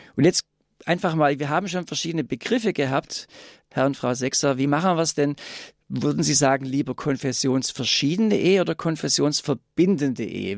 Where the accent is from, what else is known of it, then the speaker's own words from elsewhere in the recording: Swabia, Germany; accent: Swabian; ich komme aus Schwaben, wie man da natürlich an meiner Stimme hört